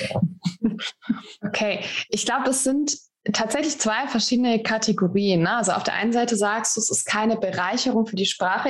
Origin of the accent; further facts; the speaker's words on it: Baden-Württemberg, Germany; Ich komme aus dem Badischen, bei uns sagt man, mein Gott, das ist eine Luftpump.